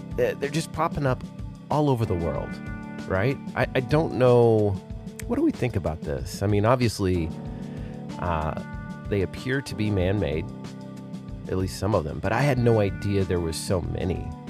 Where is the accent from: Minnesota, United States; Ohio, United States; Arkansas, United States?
Arkansas, United States; now in Texas, United States; my home state of Arkansas